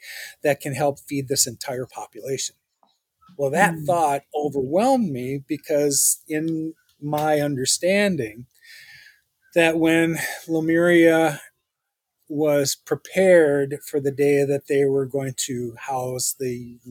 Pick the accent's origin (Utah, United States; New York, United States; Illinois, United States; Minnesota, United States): Minnesota, United States; St. Paul; I'm an American and I grew up in St. Paul. So yes, I'm a St. Paulite